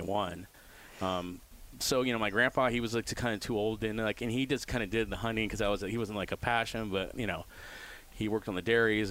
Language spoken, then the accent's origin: English; Sebastopol, California, United States; also born or lived in Santa Rosa / Chico; I grew up here, Sonoma County, Sebastopol, Santa Rosa